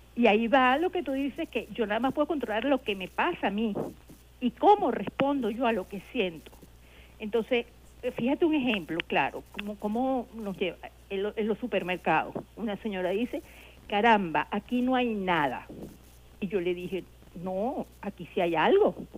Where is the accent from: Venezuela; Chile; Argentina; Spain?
Venezuela; uno quiere su país